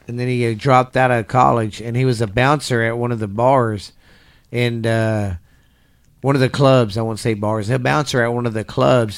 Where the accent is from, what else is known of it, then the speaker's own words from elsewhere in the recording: Texas, United States; I grew up in the South in Texas down here